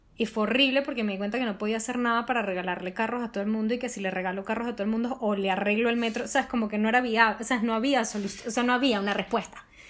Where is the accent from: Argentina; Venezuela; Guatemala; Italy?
Venezuela; nosotros como venezolanos